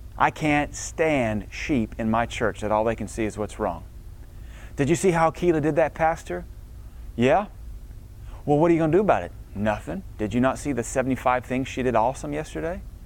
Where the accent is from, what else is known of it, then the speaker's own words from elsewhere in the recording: the South, United States; I was brought up in the South